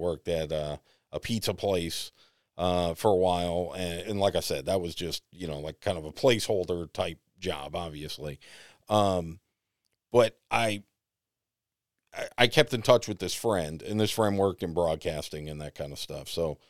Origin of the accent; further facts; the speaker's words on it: East Coast, United States; accent: New York, Boston; also born or lived in New York; I mean, I grew up in the East Coast. I had a horrible, you know, like, and I grew up like in the middle of New York and Boston. So I had this really weird New York, Boston.